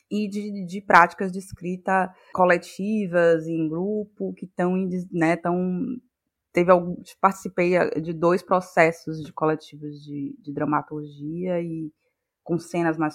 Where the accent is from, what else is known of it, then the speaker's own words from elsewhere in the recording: Salvador, Bahia, Brazil; sou daqui de Salvador, Bahia